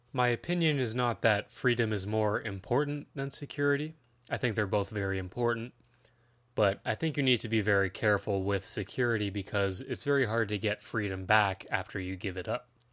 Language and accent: English; Ontario, Canada; I'm a nineties kid that lives in Ontario, Canada. Yes, I am Canadian